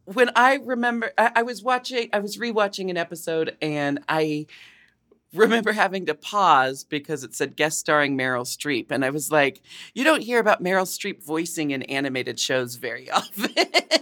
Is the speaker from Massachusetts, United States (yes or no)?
no; Portland, Oregon, United States; I grew up in Portland, Oregon